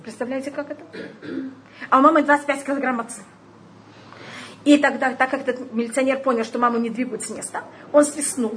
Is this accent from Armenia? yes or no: no; Tashkent, Uzbekistan; я уже родилась в Ташкенте